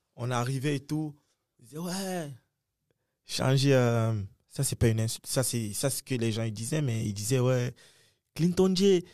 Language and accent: French; Cameroon; moved away as an adult; also born or lived in United States